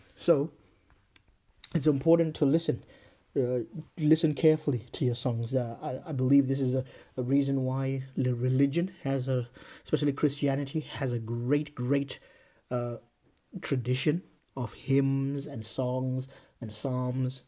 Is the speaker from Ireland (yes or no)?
no; Zimbabwe; moved away; I grew up in Zimbabwe